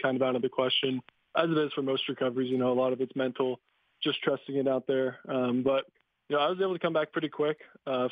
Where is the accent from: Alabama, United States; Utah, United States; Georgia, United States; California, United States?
California, United States; Simi Valley; also born or lived in San Ramon, California / Bellevue, Washington; from kindergarten on. I was in Simi Valley, just outside of Westlake.